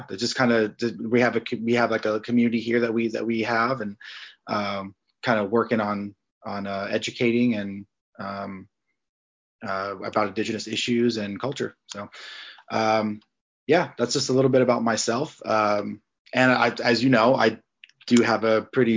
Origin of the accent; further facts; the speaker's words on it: Flagstaff, Arizona, United States; I am from Flagstaff, Arizona